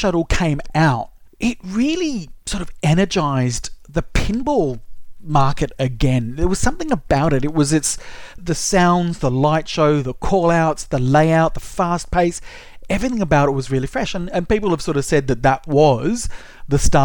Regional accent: Sydney, New South Wales, Australia; now in Melbourne, Australia; I grew up in Sydney, so I used to go to Luna Park every school holidays

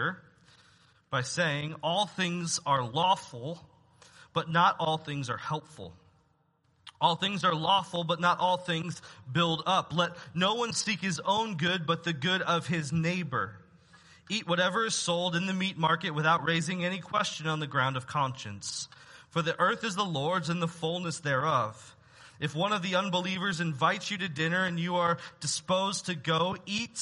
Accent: United States; as Americans, as American citizens

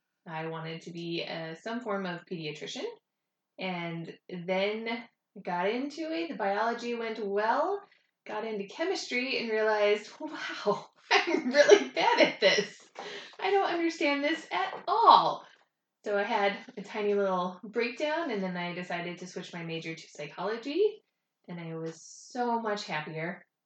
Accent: New Orleans, Louisiana, United States; born there; also born or lived in Georgia / West Virginia / Virginia; So I was born in New Orleans, and then we started moving around. We moved a lot for my dad's work. After New Orleans, we moved to Georgia, and then West Virginia, and then Virginia, and then

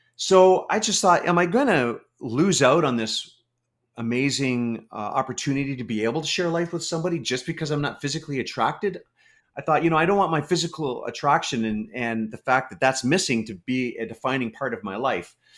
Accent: Canada; I'm a Canadian. Uh, lived in Canada my whole life.

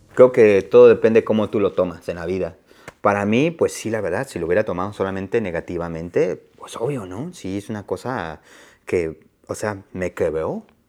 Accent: Oaxaca, Mexico; now in Asheville, United States; Fui a Oaxaca por dos semanas. Me fui a mi pueblo

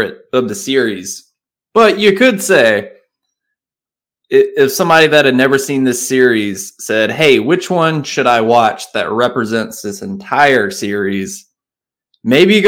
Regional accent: the South, United States; accent: Southern; my Southern accent

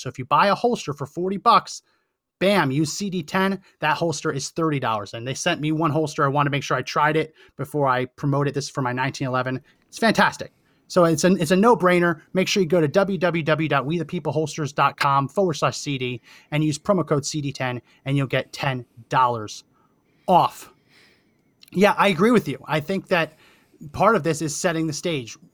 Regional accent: New Jersey, United States; I grew up in New Jersey

